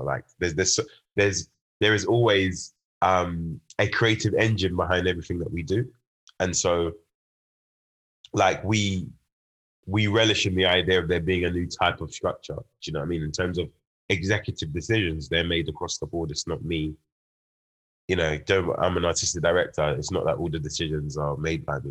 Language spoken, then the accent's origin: English; London, United Kingdom; also born or lived in Birmingham; it being my hometown